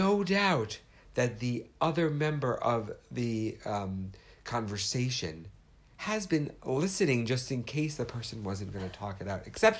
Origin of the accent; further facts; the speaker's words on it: New York City, New York, United States; I grew up in New York City.